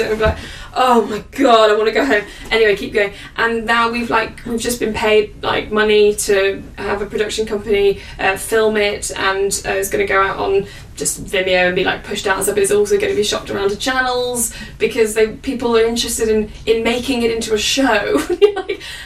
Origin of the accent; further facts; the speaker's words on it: the north of England, United Kingdom; accent: northern; my northern accent comes through more because it's just and I'm from the north.